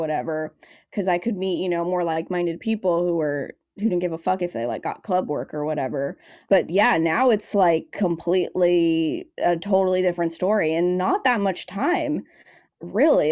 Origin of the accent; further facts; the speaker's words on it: Los Angeles, California, United States; also born or lived in San Francisco Bay Area; I came to L A, which is my hometown